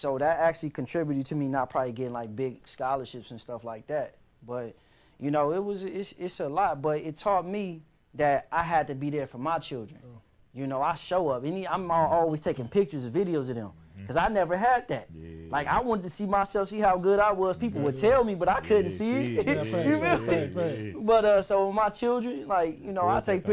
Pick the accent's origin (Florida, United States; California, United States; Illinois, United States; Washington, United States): California, United States; Compton; I grew up in Compton, and we didn't have a lot of money